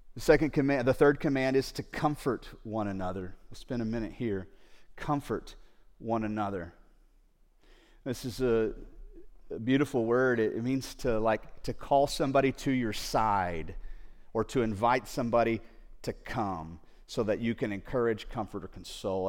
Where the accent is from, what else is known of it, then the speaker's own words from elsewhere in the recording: United States; There are certain mindsets that we have here growing up in the United States or in a Western culture